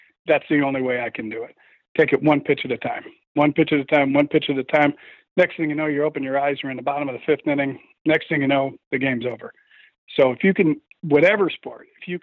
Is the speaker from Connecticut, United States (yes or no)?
yes; Connecticut, United States; I'm a kid from Connecticut